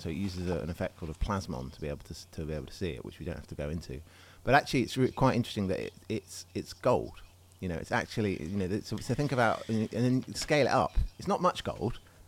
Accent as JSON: {"language": "English", "region": "England", "country": "United Kingdom", "said": "as an Englishman"}